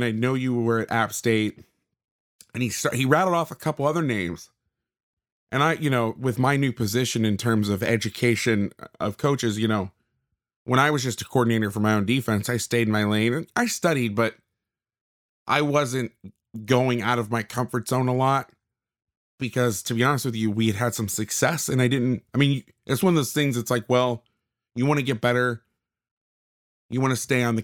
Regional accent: Florida, United States; moved away as an adult; now in West Coast, United States; I grew up on the East Coast. I lived in Florida until I was 22, but I've been on the West Coast for the last 14 years

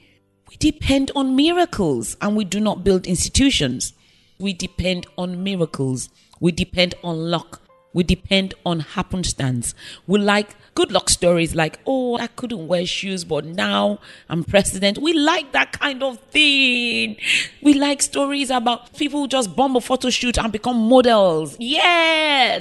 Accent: Nigeria

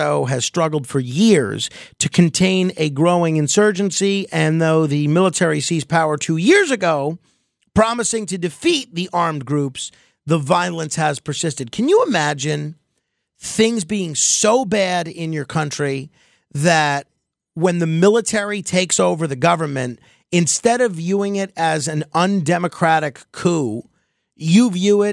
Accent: United States; I was born in the United States

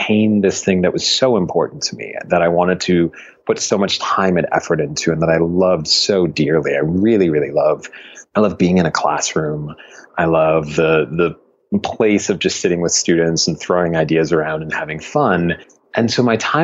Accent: Buffalo, New York, United States; moved away; also born or lived in Miami; I grew up in Buffalo, New York

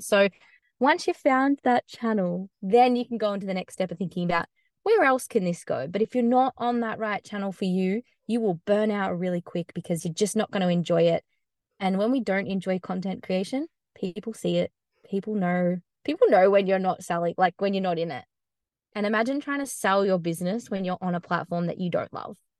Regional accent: Australia; moved away; I have a bit of a different accent. I'm from Australia

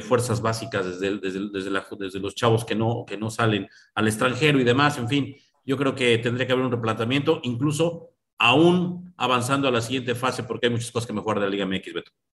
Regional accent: Mexico

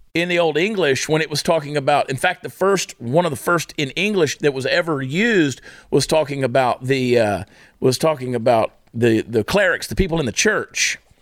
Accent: Augusta, Georgia, United States; Augusta, Georgia, my hometown.

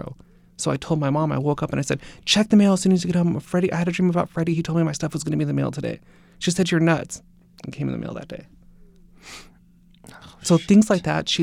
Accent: Simi Valley, California, United States; I was born in Sun Valley and then grew up in Simi Valley.

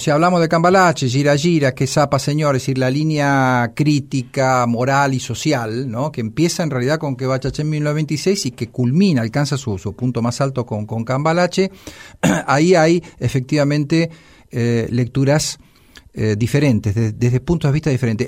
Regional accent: La Plata, Buenos Aires Province, Argentina; la Ciudad de La Plata, de donde soy oriundo, de donde vivo

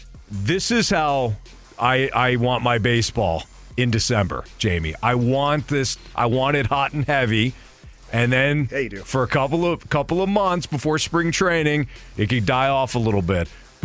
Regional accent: Detroit, Michigan, United States

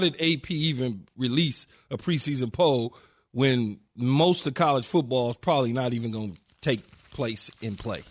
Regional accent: Los Angeles, California, United States; Growing up in South Central L

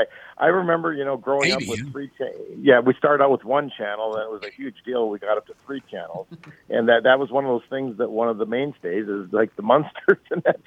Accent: northern Minnesota, United States; I grew up in northern Minnesota

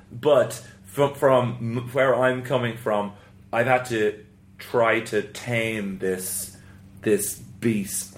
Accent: Ireland; moved away; in the south where I grew up in in Southern Ireland

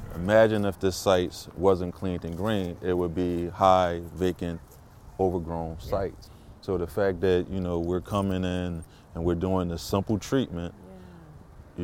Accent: Philadelphia, Pennsylvania, United States; born and raised in South Philadelphia.

